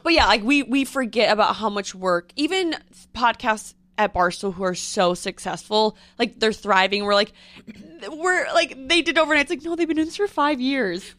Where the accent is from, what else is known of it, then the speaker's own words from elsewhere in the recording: Midwest, United States; I'm from the Midwest